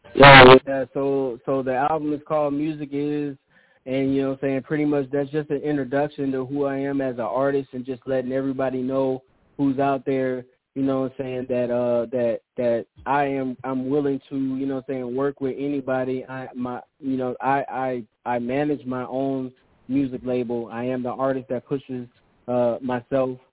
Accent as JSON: {"language": "English", "town": "Sacramento", "region": "California", "country": "United States", "moved": "yes", "said": "I'm from originally from California, Sacramento"}